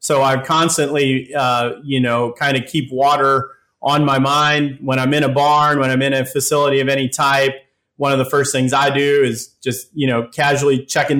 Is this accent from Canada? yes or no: no; Worthington, Minnesota, United States; moved away as an adult; now in North Carolina, United States; I grew up in Worthington, Minnesota, so I'm a native of Southwest Minnesota